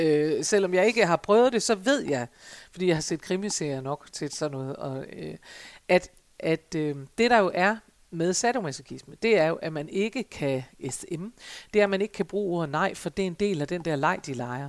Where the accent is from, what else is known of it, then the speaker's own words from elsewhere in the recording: Denmark; vi jo som danskere